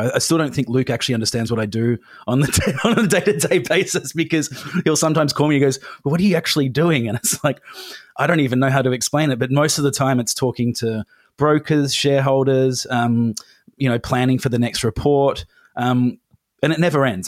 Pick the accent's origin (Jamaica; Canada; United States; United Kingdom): United Kingdom; England; now in Australia; I'm from England. I don't know if you can hear it in my voice, but I went back to London